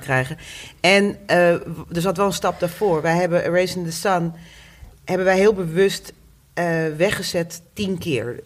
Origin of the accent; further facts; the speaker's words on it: Groningen, Netherlands; also born or lived in The Hague; now in Amsterdam, Netherlands; ook ik ben niet een eh, geboren en getogen Amsterdammer. Ik kom uit Groningen